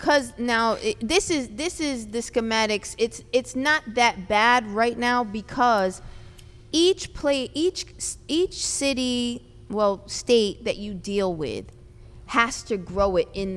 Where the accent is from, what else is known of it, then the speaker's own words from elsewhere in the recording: Connecticut, United States; I'm from Connecticut